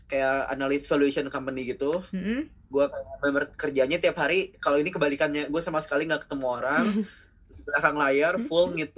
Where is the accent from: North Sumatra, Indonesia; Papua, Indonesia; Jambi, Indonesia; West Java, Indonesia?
West Java, Indonesia; Bandung; now in Jakarta, Indonesia; asal dari Bandung kan